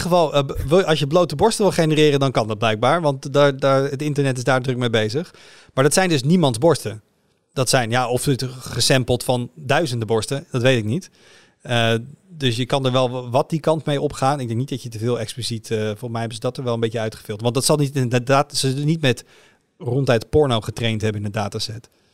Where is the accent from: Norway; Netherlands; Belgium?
Netherlands; als Nederlander met een elektrische auto